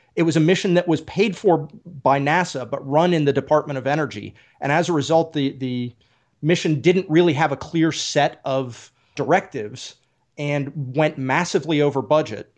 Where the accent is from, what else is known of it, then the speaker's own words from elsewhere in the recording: Oak Ridge, Tennessee, United States; I grew up in Oak Ridge, and in honor of this conversation, I'm actually wearing my Big Ed's Pizza T-shirt from Oak Ridge, Tennessee.